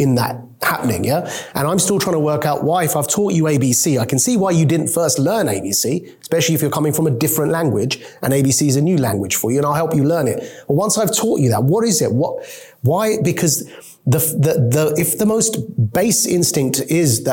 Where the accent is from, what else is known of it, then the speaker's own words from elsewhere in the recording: United Kingdom; also born or lived in Pakistan; I was born in Britain. My mom is a immigrant from Pakistan, and she, from the age of 0 to 3, took me to Pakistan